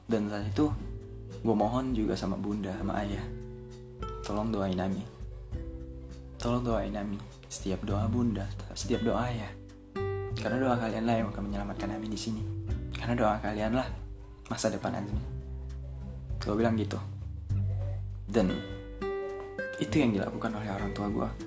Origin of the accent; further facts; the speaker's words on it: Medan, North Sumatra, Indonesia; moved away as an adult; now in Jakarta, Indonesia; dan kalian harus tahu gue ini asli Medan gitu gue asli Medan tamatan SMA pula nah jadi pada saat gue datang ke Jakarta gue cuma punya tekad kuat bahwa gue harus bisa sukses di kota ini